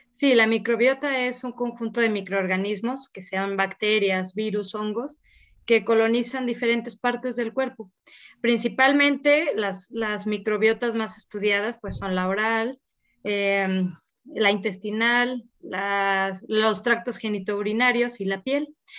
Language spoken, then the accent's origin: Spanish; San Luis Potosí, Mexico; soy de San Luis Potosí